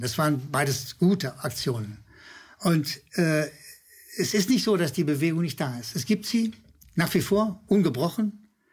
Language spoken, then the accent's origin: German; Berlin, Germany; als Berliner